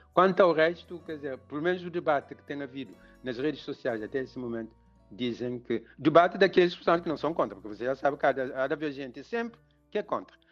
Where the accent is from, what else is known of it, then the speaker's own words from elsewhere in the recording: Cape Verde; nós, em Cabo Verde